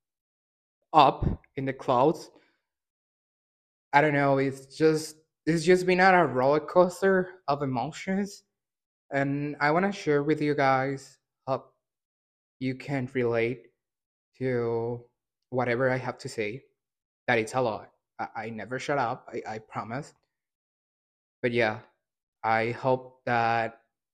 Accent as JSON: {"language": "English", "country": "El Salvador", "tie": "born or raised there", "said": "I'm from El Salvador, born and raised"}